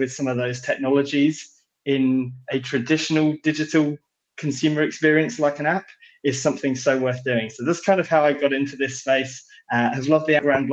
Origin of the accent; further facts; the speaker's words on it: London, United Kingdom; accent: British; I'm British, so I'm based here in London in the UK